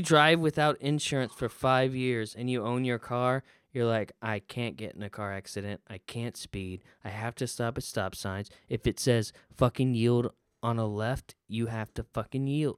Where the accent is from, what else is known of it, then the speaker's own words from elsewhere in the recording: the South, United States; I'm from the South and iced tea is a big thing